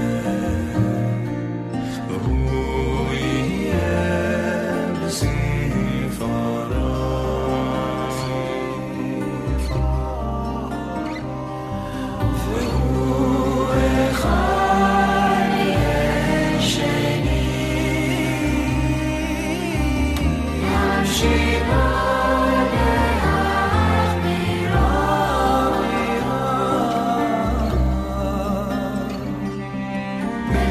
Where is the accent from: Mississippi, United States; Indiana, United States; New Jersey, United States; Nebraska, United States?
New Jersey, United States; now in Michigan, United States; growing up in New Jersey